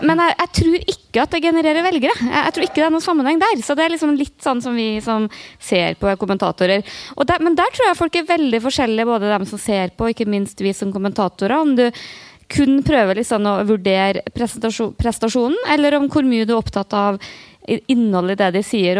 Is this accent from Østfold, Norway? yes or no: no; Namdalen, Trøndelag, Norway; moved away; jeg har vært veldig mye hjemme i Namdalen